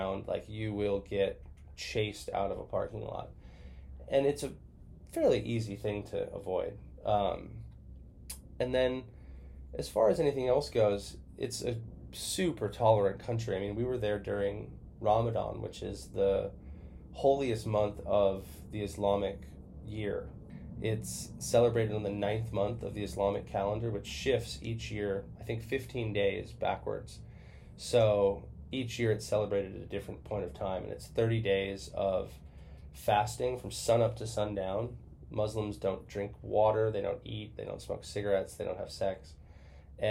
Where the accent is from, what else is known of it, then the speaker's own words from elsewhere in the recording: Gulf Coast of Florida, United States; I grew up on the Gulf Coast of Florida